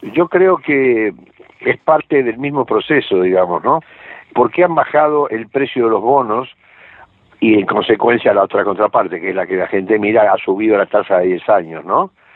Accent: Argentina; yo soy argentino

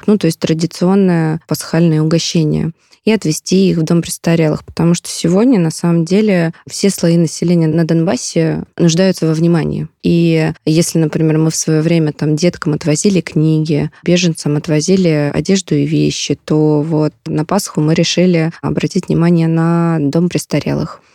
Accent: Belgorod Oblast, Russia; Я родом из Белгородской области

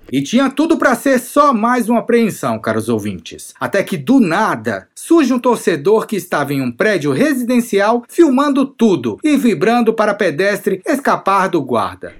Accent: Brazil; now in Russia; eu sou do Brasil também.

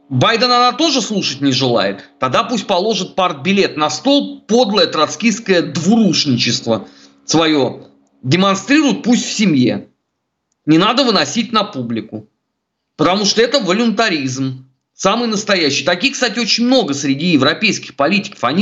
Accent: Russia; Я родился, а, вырос а, в России. Для меня все родное русское. Я надеюсь здесь умереть, а не в Швейцариях.

